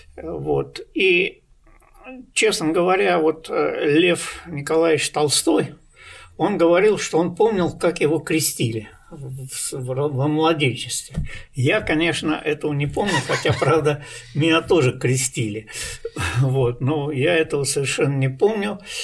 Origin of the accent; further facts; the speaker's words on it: Saint Petersburg, Russia; also born or lived in East Kazakhstan Region; как мы эвакуировались из Ленинграда